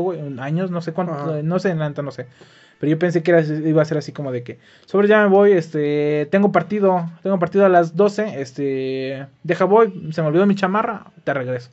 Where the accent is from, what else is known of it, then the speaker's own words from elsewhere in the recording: Dolores Hidalgo, Guanajuato, Mexico; yo iba a salir de mi pueblo, güey. Cosa que sí pasó, solo fue por cuatro meses, regresé a mi pueblo. Pero como te digo, ¿cómo dejar el hermoso Dolores